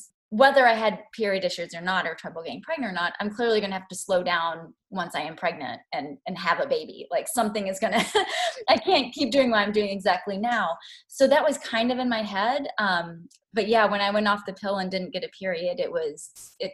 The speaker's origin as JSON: {"language": "English", "region": "Kentucky", "country": "United States", "also_born_or_lived": "Chicago", "moved": "as an adult", "said": "I'm from Kentucky"}